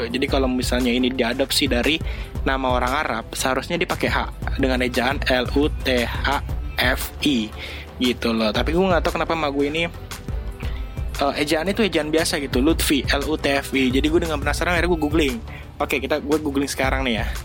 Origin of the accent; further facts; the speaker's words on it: Jakarta, Indonesia; born there; Karena nyokap gue itu orang Bandung. Gitu. Dan gue lahir di Jakarta.